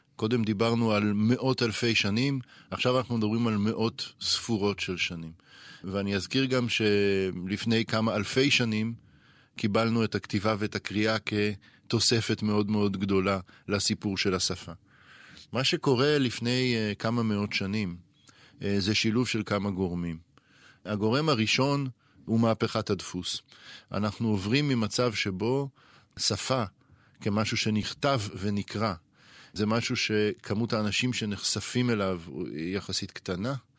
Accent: Israel; לנו, כישראלים

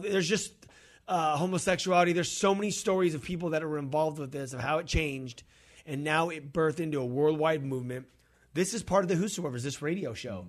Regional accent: California, United States; we're from California.

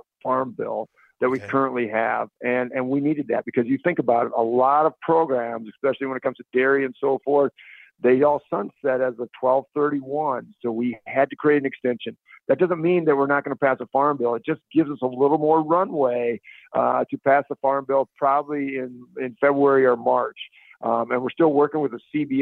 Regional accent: Northwest Iowa, United States; I'm from Northwest Iowa.

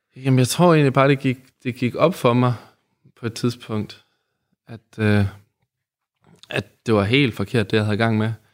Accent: Aarhus, Central Denmark Region, Denmark; also born or lived in Odense, Denmark; så kommer jeg jo fra Odense. Ja. Men øh, så havnede jeg i Aarhus

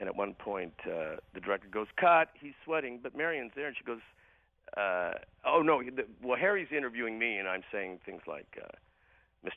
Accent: Hamilton, Ontario, Canada; when I was growing up in Hamilton, Ontario

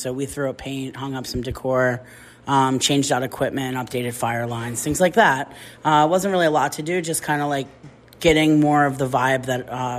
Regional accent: New Jersey, United States; moved away as an adult; also born or lived in Philadelphia; I'm born and raised in New Jersey. You know, I learned my stint in Philadelphia, had a good time there for 15 years, and it was time to come home and plant some roots.

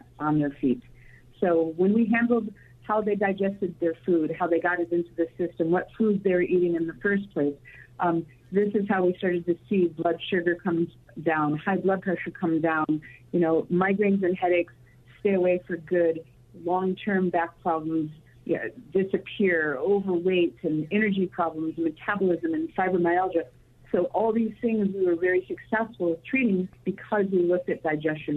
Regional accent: Chicago, Illinois, United States; I grew up in the Chicagoland area

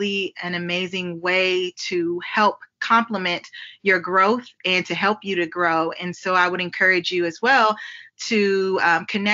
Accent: Topeka, Kansas, United States; moved away; I was born and raised in Topeka and visit often my parents

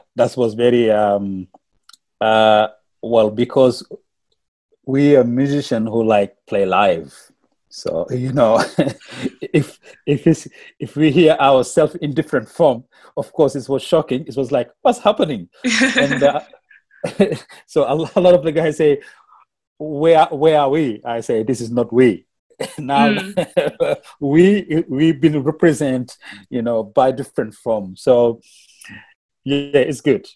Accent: Senegal; first language Wolof; English is a second language; moved away as an adult; now in Melbourne, Australia; I'm from Senegal too. And we, we, we speak the we, we speak our language back home like Wolof

